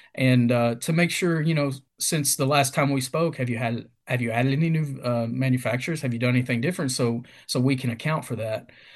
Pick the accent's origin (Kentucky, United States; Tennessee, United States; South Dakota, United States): Kentucky, United States; Mount Sterling; born and raised in a small town in Kentucky called Mount Sterling